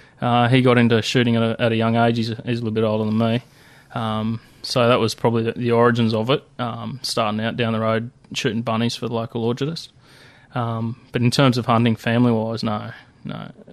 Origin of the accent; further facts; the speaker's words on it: New South Wales, Australia; I guess you could call it semi-rural sort of environment, but... Yeah, I grew up in the Blue Mountains.